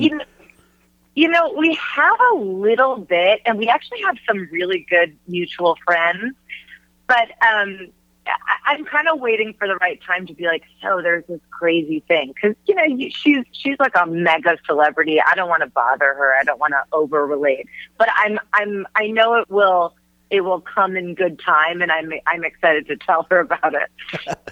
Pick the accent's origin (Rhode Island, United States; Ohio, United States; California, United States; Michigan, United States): Michigan, United States; Huntington Woods; moved away as an adult; also born or lived in New York; now in Los Angeles, United States; growing up in Michigan, that was just a, a big part of my life